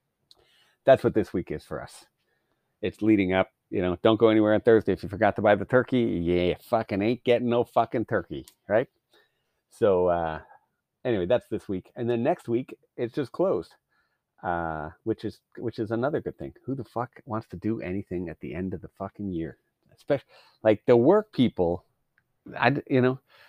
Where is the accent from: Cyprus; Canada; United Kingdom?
Canada; as a Canadian